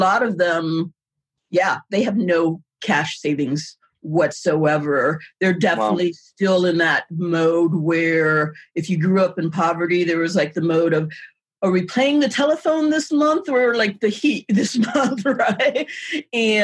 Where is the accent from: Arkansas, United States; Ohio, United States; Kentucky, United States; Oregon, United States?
Ohio, United States; Warren; I was raised in Warren, Ohio